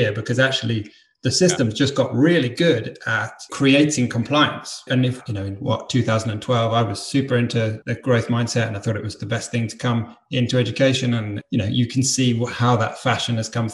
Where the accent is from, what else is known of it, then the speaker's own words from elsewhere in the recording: East of England, United Kingdom; In the UK, in the east of England.